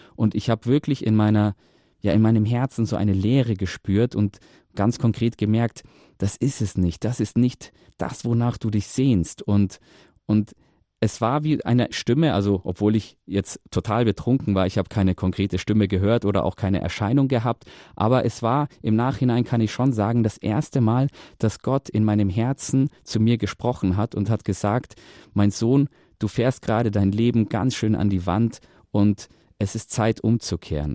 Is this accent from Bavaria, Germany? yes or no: yes; Munich, Bavaria, Germany; ich selber bin in München geboren und aufgewachsen